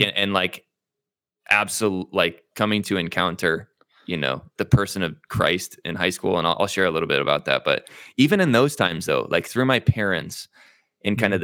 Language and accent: English; Zionsville, Indiana, United States; also born or lived in Midland, Michigan; I was born in Midland, Michigan, um, but I moved, uh, my parents moved uh, shortly thereafter to Indianapolis, Indiana, uh, where both of my mm-hmm. parents were from. Mm. Um, and we lived in kind of the north suburbs of Indianapolis in a small town called Zionsville